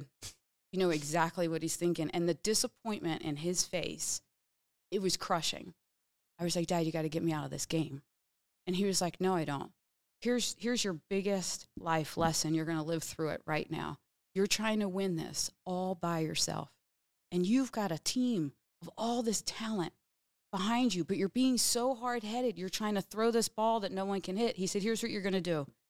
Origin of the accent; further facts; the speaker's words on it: Bensalem, Pennsylvania, United States; I was from Bensalem